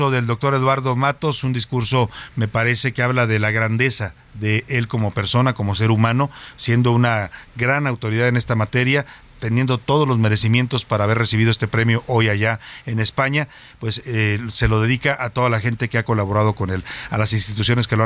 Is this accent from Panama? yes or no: no; Mexico; que es un redescubrimiento de muchas cosas como mexicano, al mismo tiempo que es una crítica mordaz también de nuestra identidad.